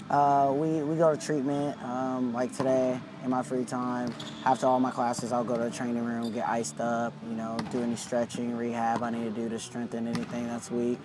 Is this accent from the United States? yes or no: yes; near Long Beach, California, United States; I was 15 minutes away from here